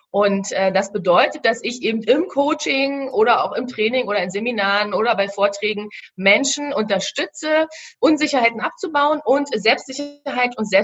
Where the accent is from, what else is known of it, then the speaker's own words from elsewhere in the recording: Berlin, Germany; ich sag's, ich komme ja aus Berlin, ja, ich sag's mal so, wie ich es hier sage, ich war eigentlich immer ein ziemlicher Schisser.